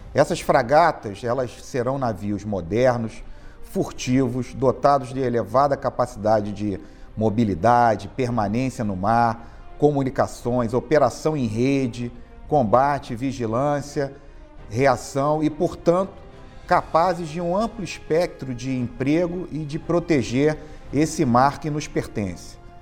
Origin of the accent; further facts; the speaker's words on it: Brazil; como brasileiros e marinheiros